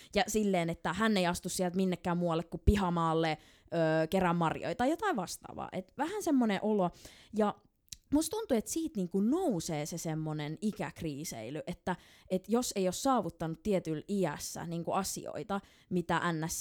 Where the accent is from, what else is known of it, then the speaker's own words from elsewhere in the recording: Helsinki, Uusimaa, Finland; mä oon stadilainen